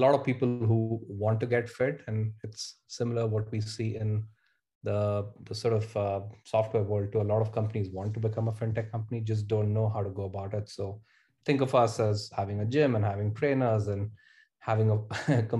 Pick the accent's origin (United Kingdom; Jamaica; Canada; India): India; moved away as an adult; now in Bay Area, United States; I grew up in India, spent half my life there, and moved to the US in early 2006 as a student